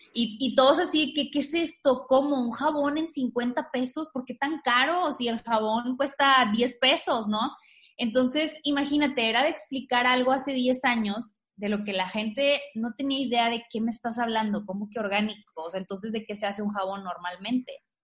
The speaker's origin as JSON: {"language": "Spanish", "region": "Tamaulipas", "country": "Mexico", "tie": "born or raised there", "said": "Yo soy de Tamaulipas. Este, Yo soy de, de, una ciudad muy chiquita que se llama Hermoso Tamaulipas"}